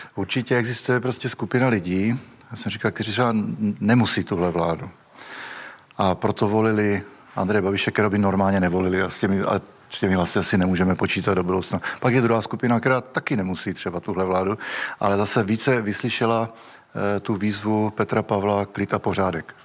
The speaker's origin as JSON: {"language": "Czech", "region": "Moravia", "country": "Czechia", "said": "já teda pocházím z Moravy"}